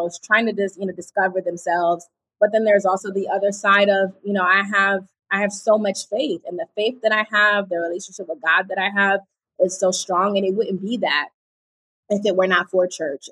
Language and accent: English; East Coast, United States; I'm from the East Coast